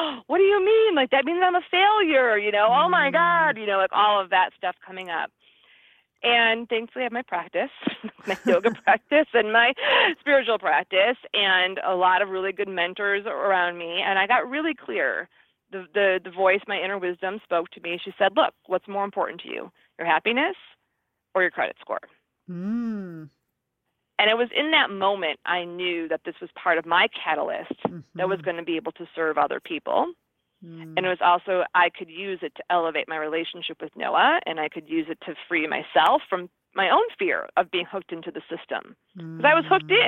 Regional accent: Midwest, United States; now in California, United States; I'm from the Midwest

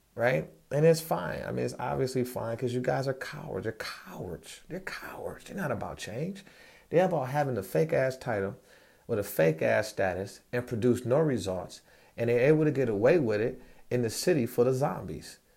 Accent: United States; I'm a descendant of Moroccans and born in America.

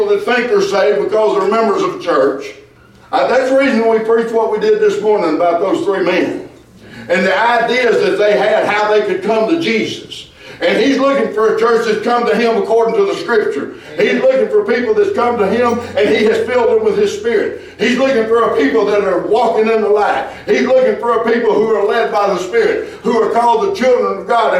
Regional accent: Ravana, Arkansas, United States; I come from Ravana, Arkansas

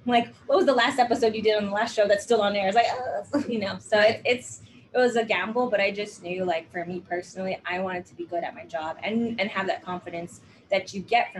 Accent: Hawaii, United States; I grew up in Hawaii, so I started auditioning for things in Hawaii with no acting training under my belt.

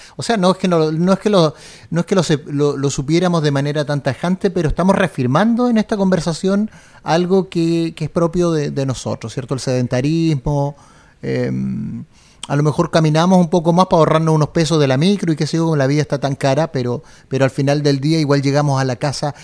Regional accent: Chile; somos poco los chilenos

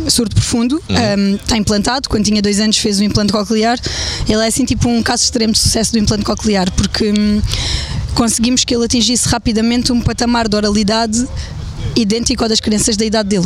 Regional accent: Évora, Évora District, Portugal; now in Vendas Novas, Portugal; Eu nasci em Évora.

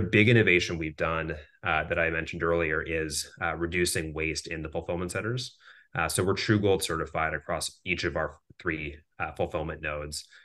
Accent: Minneapolis, Minnesota, United States; So I grew up in Minneapolis, Minnesota

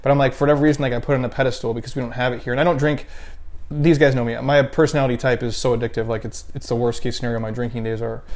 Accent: Midwest, United States; moved away; I grew up in the Midwest. Like, we didn't have In-N-Out Burger.

